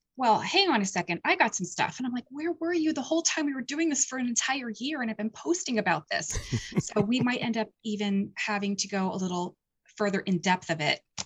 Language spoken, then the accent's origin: English; Point Phillips, Pennsylvania, United States; the town that, um, I grew up in, which was a s, a little tiny Pickville town called Penns, uh, Point Phillips